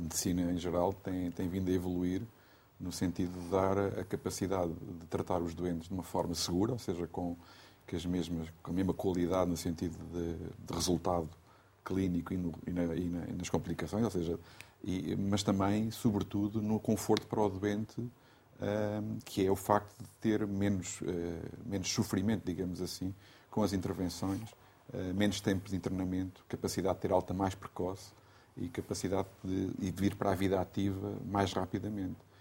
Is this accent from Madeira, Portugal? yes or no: no; Riachos, Santarém District, Portugal; na minha terra, eu sou de Riacho, é uma, uma terra pequena